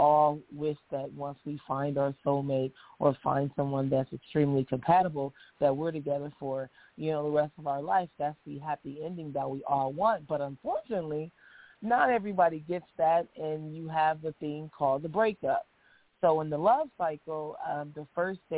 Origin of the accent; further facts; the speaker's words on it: Nebraska, United States; moved away as an adult; now in Los Angeles, United States; I'm from Nebraska. I moved here to L.A. for the same reason most people do, is show business